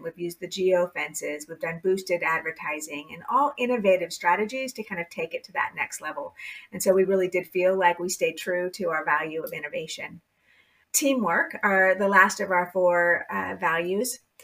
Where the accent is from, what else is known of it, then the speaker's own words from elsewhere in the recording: California, United States; I was born and raised in California